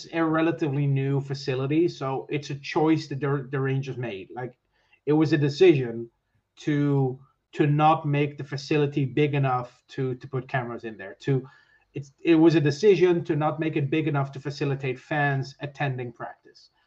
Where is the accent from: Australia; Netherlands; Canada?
Netherlands; moved away as an adult; now in Ireland; I'm from the Netherlands, so my family still lives there. I now live in Ireland.